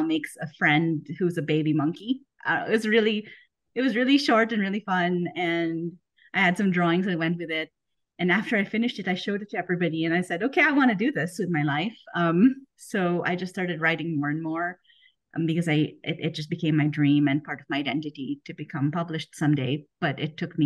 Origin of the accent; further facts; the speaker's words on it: Philippines; moved away as an adult; also born or lived in United States; now in Germany; I grew up in the Philippines